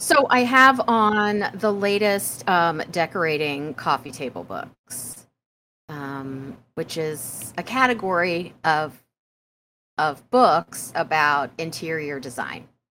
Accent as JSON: {"language": "English", "town": "Prairie Village", "region": "Kansas", "country": "United States", "tie": "born or raised there", "moved": "yes", "said": "When I was growing up in Prairie Village, Kansas, we had a grocery store name called Balls."}